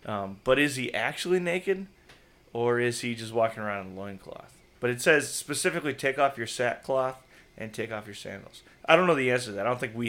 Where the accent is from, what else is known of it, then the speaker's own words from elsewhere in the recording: La Crosse, Wisconsin, United States; I grew up in La Crosse as a Packer fan, right? So right on the Mississippi River as a Packer fan